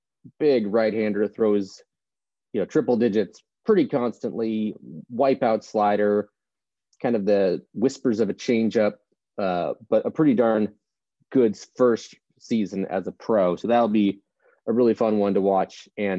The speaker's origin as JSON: {"language": "English", "region": "West Coast", "country": "United States", "tie": "born or raised there", "said": "I don't really have an accent, which stinks, because I was, if you know me, I was born on the East Coast, raised on the West Coast, and now I'm kind of in the South, so I've got nothing as far as an accent goes"}